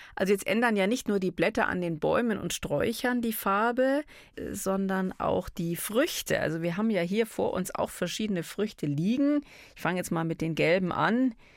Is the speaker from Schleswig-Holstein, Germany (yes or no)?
no; Bavaria, Germany; bei uns in Bayern